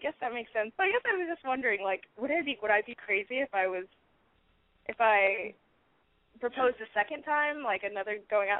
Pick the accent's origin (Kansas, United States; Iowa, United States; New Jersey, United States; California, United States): Kansas, United States; now in Oakland, United States; I'm calling from Oakland, but I'm from Kansas.